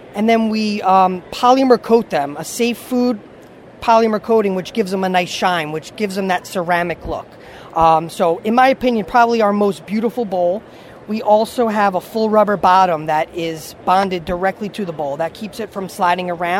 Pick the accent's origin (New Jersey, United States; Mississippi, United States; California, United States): New Jersey, United States; I'm from New Jersey. I live in New Jersey